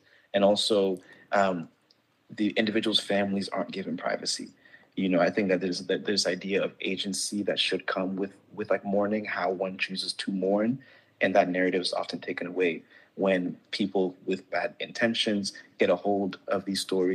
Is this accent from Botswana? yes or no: no; Gambia; also born or lived in Ghana; now in United States; growing up in Gambia, growing up in Ghana for part of my life